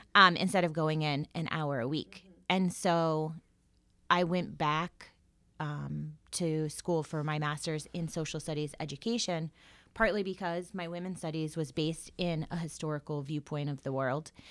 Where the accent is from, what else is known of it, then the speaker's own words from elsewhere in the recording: Florida, United States; moved away as an adult; also born or lived in Salem, Massachusetts / Connecticut; now in Dayton, United States; That's where I went to college, um, and high school, well, all school, but I wouldn't consider myself from Florida